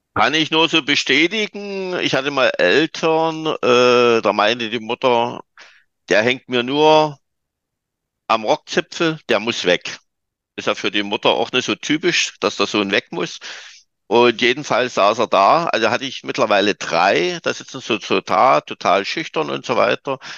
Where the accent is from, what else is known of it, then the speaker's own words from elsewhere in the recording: Germany; also born or lived in Dresden; ich bin Deutscher